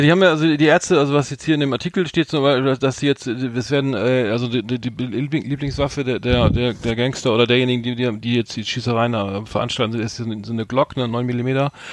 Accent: Bremen, Germany; hier als Norddeutscher, äh, wir beide sind ja gebürtige Bremer

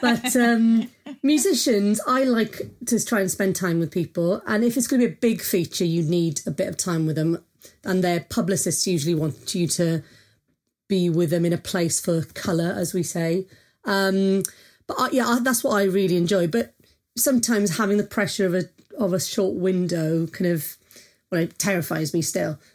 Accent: Wales, United Kingdom; I'm Welsh

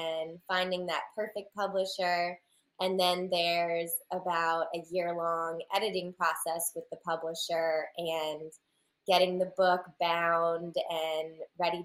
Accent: Raleigh, North Carolina, United States; I'm from Raleigh, North Carolina in the United States

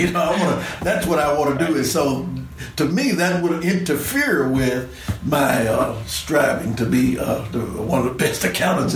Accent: Memphis, Tennessee, United States; also born or lived in Jackson, Tennessee; I'm born and raised in Memphis.

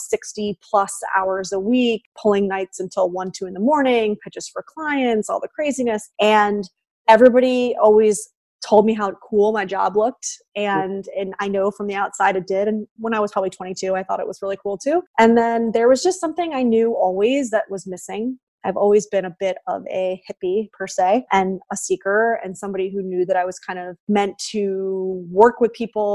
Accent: New York, United States; moved away as an adult; now in Los Angeles, United States; I am a New Yorker, a native New Yorker

